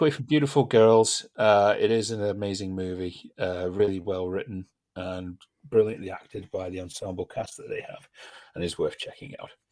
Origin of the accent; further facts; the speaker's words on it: United Kingdom; we're British